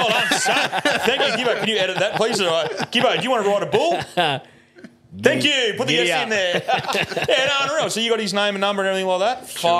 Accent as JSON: {"language": "English", "country": "Australia", "said": "I'm Australian."}